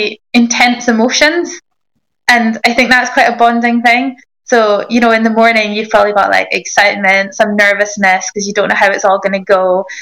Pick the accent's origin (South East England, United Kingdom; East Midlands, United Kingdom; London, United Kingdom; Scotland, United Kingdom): Scotland, United Kingdom; Inverness; I grew up in Inverness